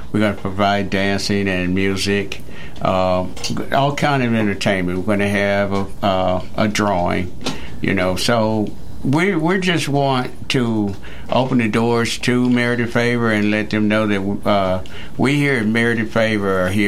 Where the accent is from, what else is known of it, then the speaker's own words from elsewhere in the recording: Nashville, Tennessee, United States; I'm not from Murray County, but I'm from Nashville.